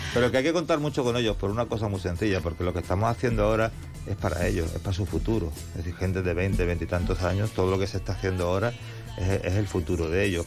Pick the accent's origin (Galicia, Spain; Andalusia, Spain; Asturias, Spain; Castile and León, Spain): Andalusia, Spain; Campo de Gibraltar; somos el campo de Gibraltar, yo lo llevo con orgullo